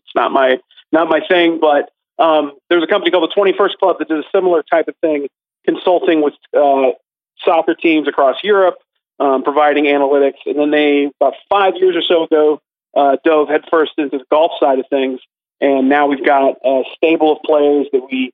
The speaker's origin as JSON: {"language": "English", "town": "Houston", "region": "Texas", "country": "United States", "also_born_or_lived": "Orlando, Florida", "lives_now": "Austin, United States", "said": "I'm originally from Houston"}